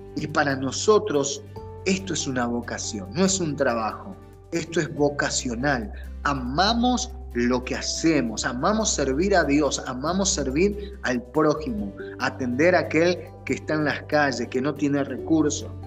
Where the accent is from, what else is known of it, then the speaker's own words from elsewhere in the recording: Argentina; moved away as an adult; now in United States; como decimos en Argentina